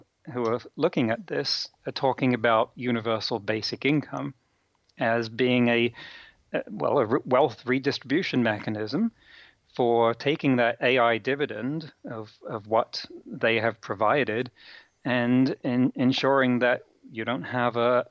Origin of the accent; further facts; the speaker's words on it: England, United Kingdom; now in United States; I come from England